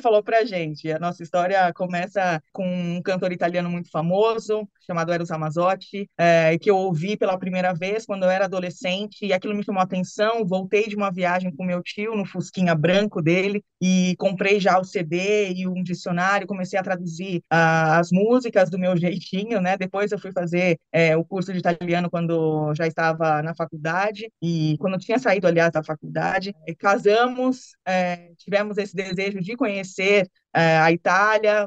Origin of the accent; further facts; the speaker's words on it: Brazil; now in Italy; no nosso Brasil